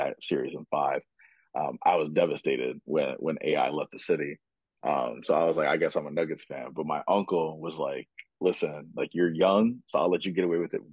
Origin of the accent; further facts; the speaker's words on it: East Coast, United States; I'm obviously from the East Coast.